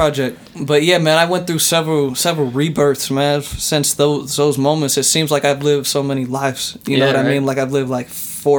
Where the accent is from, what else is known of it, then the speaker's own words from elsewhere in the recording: United States; I'm from America, my G. My parents are like mixed type shit.